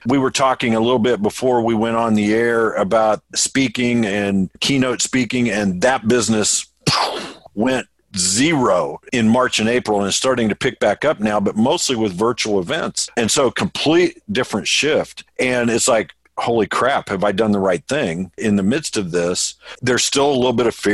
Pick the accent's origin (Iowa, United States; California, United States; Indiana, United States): Indiana, United States; Indianapolis; I'm from Indianapolis